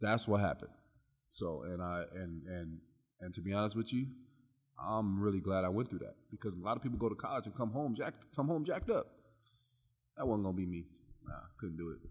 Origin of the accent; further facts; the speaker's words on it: Long Beach, California, United States; also born or lived in Iowa; I'm from Long Beach, California